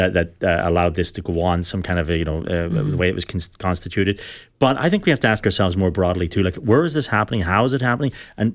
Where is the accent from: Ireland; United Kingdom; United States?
Ireland; moved away; I'm a practicing mm-hmm. Catholic, but I came from Ireland.